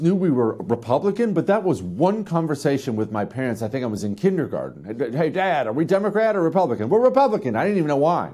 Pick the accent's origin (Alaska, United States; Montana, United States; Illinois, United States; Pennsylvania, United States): Montana, United States; I grew up in Montana